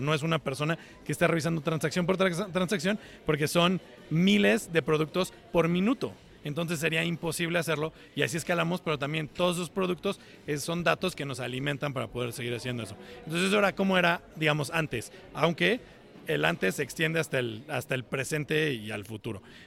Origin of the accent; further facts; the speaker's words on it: Cuernavaca, Morelos, Mexico; moved away as an adult; now in Seattle, United States; yo soy originario de Cuernavaca